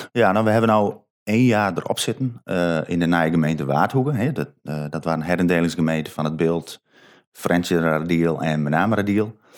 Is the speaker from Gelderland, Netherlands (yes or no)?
no; Sint Annaparochie, Friesland, Netherlands; ik kom van Sint-Anne